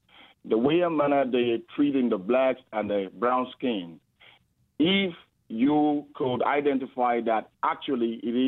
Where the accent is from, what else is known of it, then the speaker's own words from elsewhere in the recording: Canada; If truly I'm a Canadian